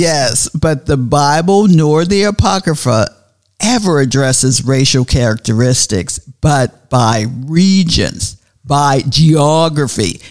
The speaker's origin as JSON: {"language": "English", "town": "Pittsburgh", "region": "Pennsylvania", "country": "United States", "moved": "yes", "lives_now": "Tallahassee, United States", "said": "I'm originally from Pittsburgh, Pennsylvania"}